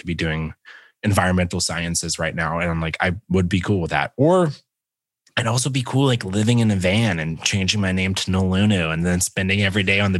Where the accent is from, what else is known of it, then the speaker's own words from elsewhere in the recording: Phenix City, Alabama, United States; And I grew up in the South. I grew up in a place called Phenix City. And it's like right on the border of Alabama and Georgia.